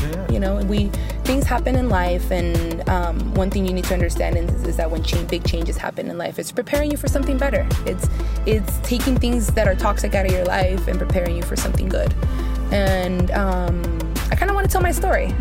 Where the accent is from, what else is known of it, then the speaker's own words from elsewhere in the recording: Oakland, California, United States; also born or lived in San Francisco; I was raised in East Oakland